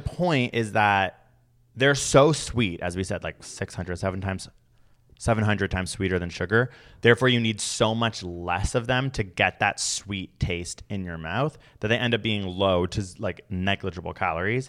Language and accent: English; United Kingdom; I'm British